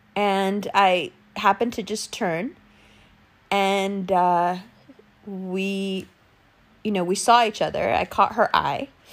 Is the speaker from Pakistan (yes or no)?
yes; Pakistan